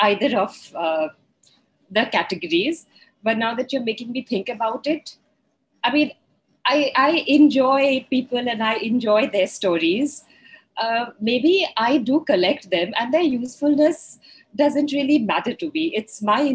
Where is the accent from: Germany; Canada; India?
India; I am female, I am maybe middle-aged, I am Indian